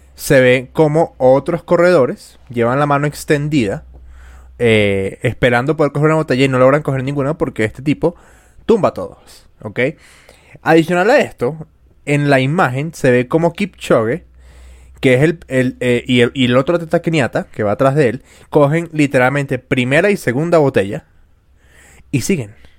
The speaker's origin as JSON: {"language": "Spanish", "country": "Venezuela", "said": "yo soy venezolano"}